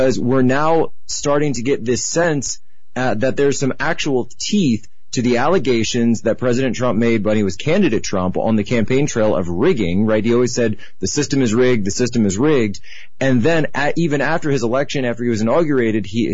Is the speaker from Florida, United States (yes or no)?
no; Philadelphia, Pennsylvania, United States; moved away; I'm from Philadelphia, and so I was back home